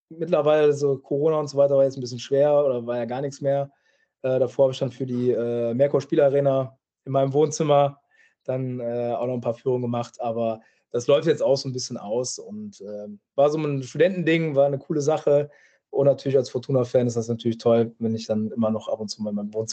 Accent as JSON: {"language": "German", "town": "Düsseldorf", "region": "North Rhine-Westphalia", "country": "Germany", "said": "für den ersten FC Köln äh, als Düsseldorfer. Äh, ja, kann man sich natürlich fragen, warum ich das gemacht habe."}